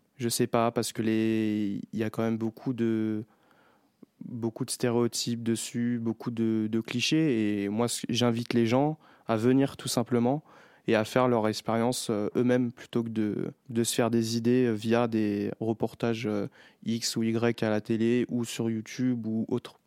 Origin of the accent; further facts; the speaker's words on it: Chelles, Île-de-France, France; j'ai grandi euh, à Chelles